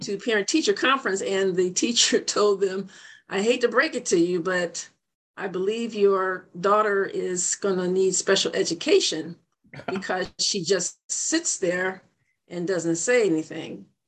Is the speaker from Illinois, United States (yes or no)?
yes; Joliet, Illinois, United States; moved away; my hometown, Joliet, Illinois